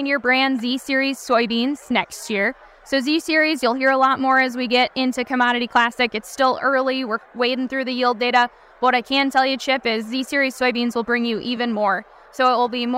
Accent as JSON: {"language": "English", "region": "Wisconsin", "country": "United States", "said": "I come from Wisconsin, where we've had years and years of white mold pressure"}